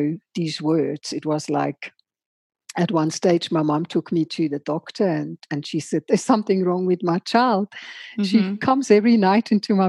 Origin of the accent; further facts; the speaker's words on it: Switzerland; moved away as an adult; now in South Africa; I grew up in Switzerland in a tiny little idyllic Swiss farming community